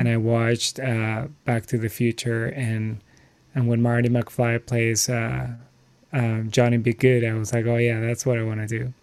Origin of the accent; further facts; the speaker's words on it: Lima, Peru; moved away; I'm originally from Lima, Peru